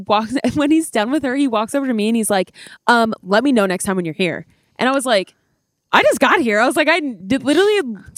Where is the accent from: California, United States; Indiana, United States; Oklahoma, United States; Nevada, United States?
Nevada, United States; Las Vegas; moved away; Yeah, obviously, we're from Vegas. And my mom, we had just moved here.